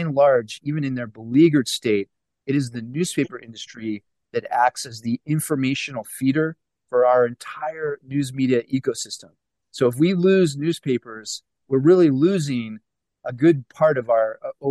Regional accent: Pittsburgh, Pennsylvania, United States; moved away; I'm originally from Pittsburgh

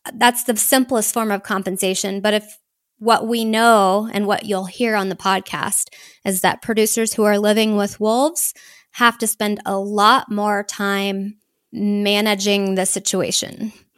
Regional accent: Houston, Texas, United States; moved away as an adult; also born or lived in Seattle; I grew up in the suburbs of Houston, sort of as subdivision met cattle country

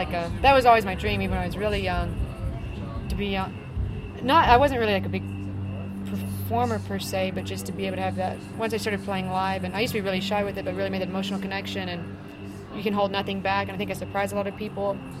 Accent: West Columbia, Texas, United States; I grew up in a very small hick town in Texas.

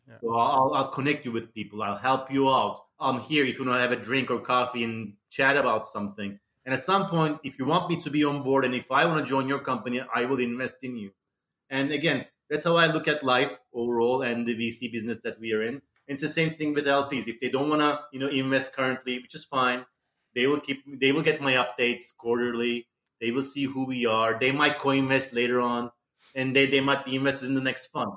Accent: Istanbul, Turkey; moved away as an adult; also born or lived in New York / London; we were, you know, born and raised in Istanbul

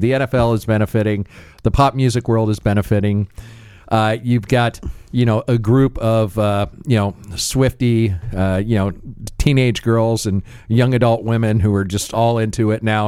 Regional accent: United States; I am still an American

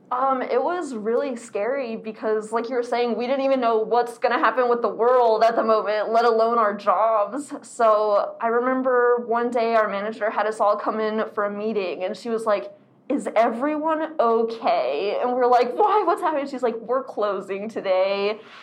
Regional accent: Arizona, United States; I am born and raised in Arizona

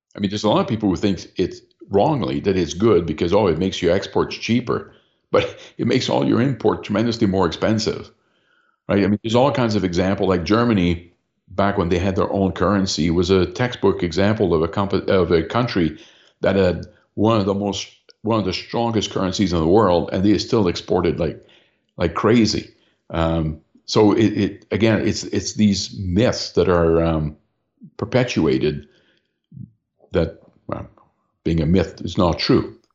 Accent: London, Ontario, Canada; my hometown here of London, Ontario

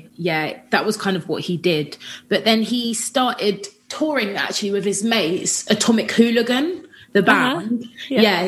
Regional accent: Watford, East of England, United Kingdom; I grew up in Watford. So I'm from Watford. Which is just outside of London.

